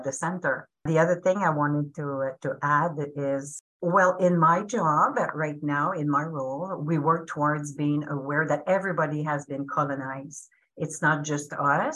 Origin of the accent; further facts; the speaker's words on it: Abitibiwinni First Nation, Pikogan, Quebec, Canada; now in Ontario, Canada; I am from the First Nation Apitipiwinni